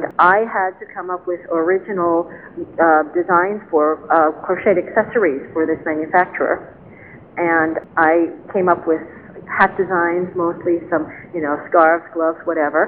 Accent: New York City, New York, United States; growing up in New York City

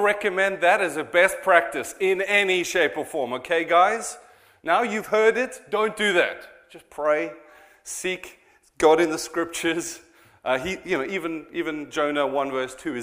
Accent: South Africa; now in Cheltenham, United Kingdom; I am a South African

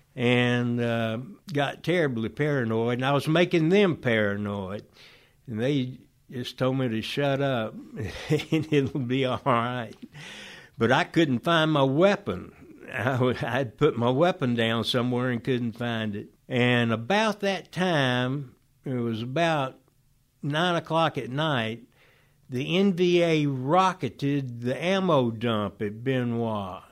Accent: Oxford, Georgia, United States; also born or lived in Griffin, Georgia; we moved when I was one month old to Oxford, Georgia, to the Emory University, uh, Oxford College

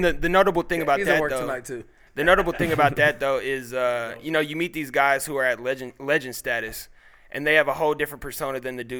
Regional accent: Indianapolis, Indiana, United States; as a Midwest kid really inspired Delaware. So the meaning behind the project is Delaware was the street I was born on in Indy.

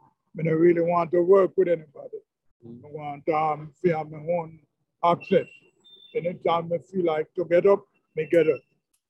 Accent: Jamaica; moved away as an adult; Yeah, I'm from Jamaica.

